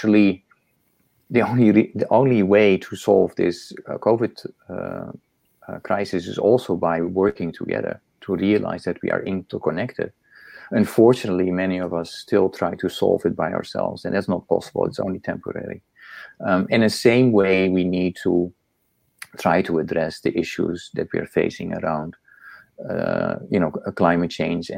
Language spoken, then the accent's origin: English; Netherlands; moved away as an adult; also born or lived in Indonesia; now in United States; I come from the Netherlands.